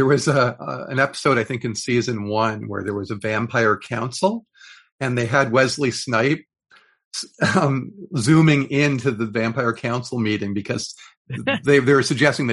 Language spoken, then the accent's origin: English; Canada; as a Canadian